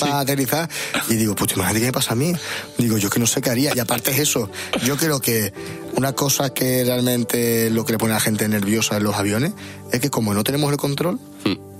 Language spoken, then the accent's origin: Spanish; Seville, Andalusia, Spain; Sevilla playa poco tenemos